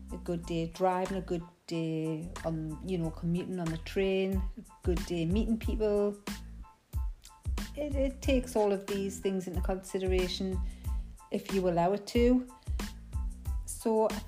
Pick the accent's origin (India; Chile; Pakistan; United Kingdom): United Kingdom; Geordie, North East England; accent: Geordie; my Geordie accent. Some of you may find it difficult to understand the Geordie dialect sometimes.